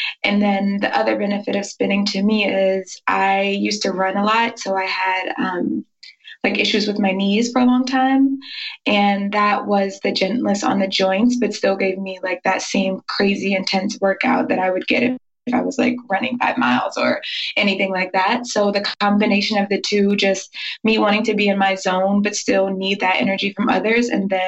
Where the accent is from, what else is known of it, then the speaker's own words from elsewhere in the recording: Georgia, United States; also born or lived in New York / Maryland; I'm originally from New York and I grew up a little bit in Maryland and then finally in Georgia.